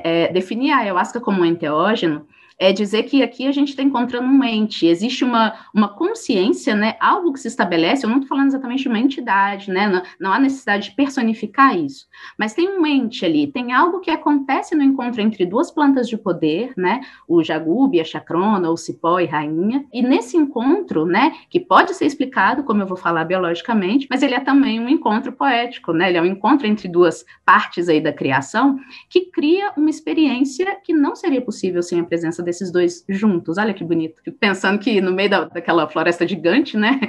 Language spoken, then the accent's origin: Portuguese; Belo Horizonte, Minas Gerais, Brazil; eu sou de Belo Horizonte